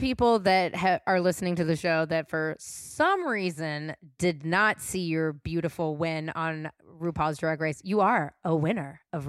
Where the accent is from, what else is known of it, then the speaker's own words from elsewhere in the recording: San Francisco, California, United States; I grew up born and raised in San Francisco